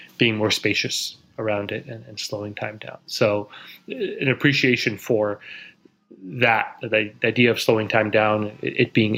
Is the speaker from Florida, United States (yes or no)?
no; Silicon Valley, California, United States; now in New York City, United States; Born and raised in Silicon Valley, in the northern part of California